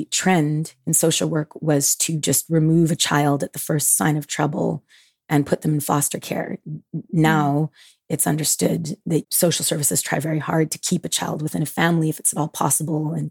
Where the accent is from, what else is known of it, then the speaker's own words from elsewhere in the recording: Montreal, Quebec, Canada; I was born and raised in Montreal, Quebec, Canada